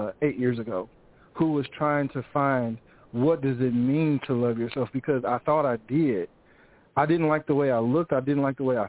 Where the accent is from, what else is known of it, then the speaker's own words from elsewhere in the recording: Grenada, Mississippi, United States; accent: country; now in Nashville, United States; originally from Grenada, Mississippi